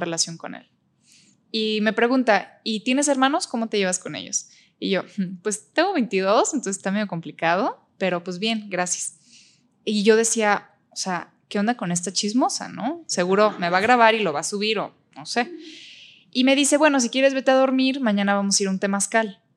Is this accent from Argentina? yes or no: no; Mexico; also born or lived in Berlin, Germany; tengo 23 años, soy de México